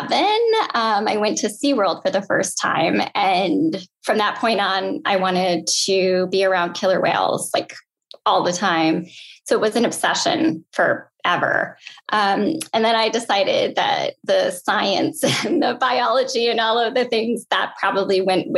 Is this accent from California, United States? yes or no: no; Austin, Minnesota, United States; Hormel Foods is headquartered there, which is kind of funny, but they have a spam jam every year and a spam museum.